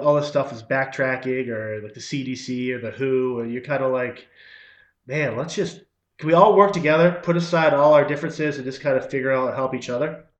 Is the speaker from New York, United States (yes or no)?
no; Wellesley, Massachusetts, United States; born or raised there; also born or lived in Haverhill, Massachusetts / Ashland, Massachusetts / Groton, Massachusetts